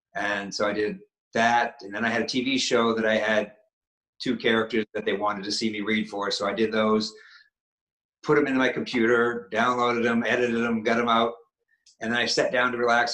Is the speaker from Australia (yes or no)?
no; Maine, United States; I'm from New England. I'm from Maine